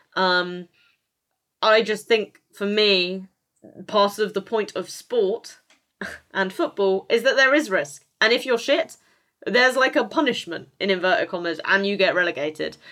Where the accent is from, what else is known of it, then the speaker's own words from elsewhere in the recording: United Kingdom; as a British person